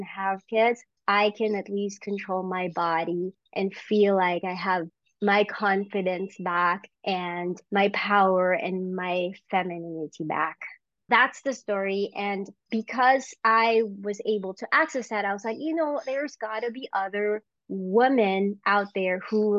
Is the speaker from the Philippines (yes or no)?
yes; Philippines; moved away; I grew up in the Philippines